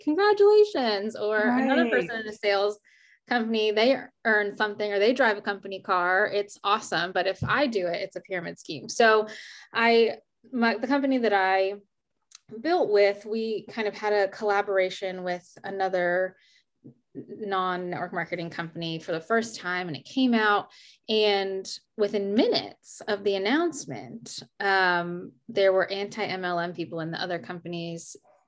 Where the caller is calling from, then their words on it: Richmond, Virginia, United States; I'm calling in from Richmond, Virginia